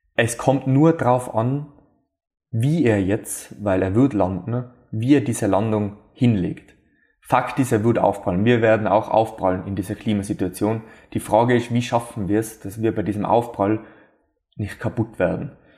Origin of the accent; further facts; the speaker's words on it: Austria; bei uns in Österreich